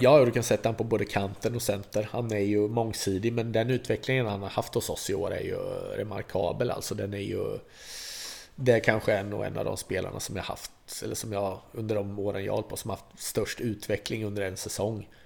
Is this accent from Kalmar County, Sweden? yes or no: yes; Vimmerby, Kalmar County, Sweden; Här är ändå Vimmerby, det är min hemort.